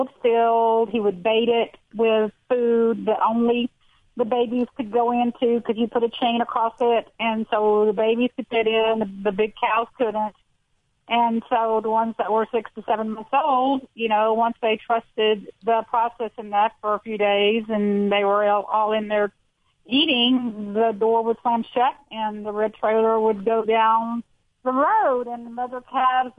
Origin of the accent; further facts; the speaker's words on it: Houston, Texas, United States; I'm from Houston, Texas. I'm a city girl by nature